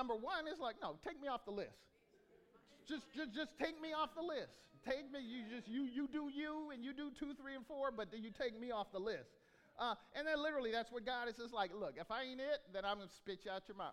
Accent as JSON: {"language": "English", "town": "Rio Linda", "region": "California", "country": "United States", "tie": "born or raised there", "also_born_or_lived": "Bakersfield, California", "said": "I was born in Bakersfield, and I did square dancing in Rio Linda"}